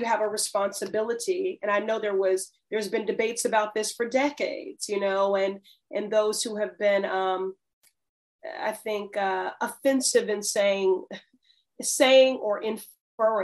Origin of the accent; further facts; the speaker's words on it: Chicago, Illinois, United States; moved away as an adult; now in Boston, United States; I was raised in Chicago. I lived there 18 years